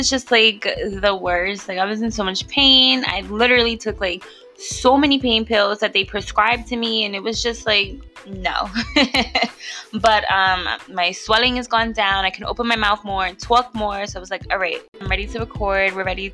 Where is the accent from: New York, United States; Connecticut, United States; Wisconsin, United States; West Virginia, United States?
New York, United States; if you grew up where I grew up in New York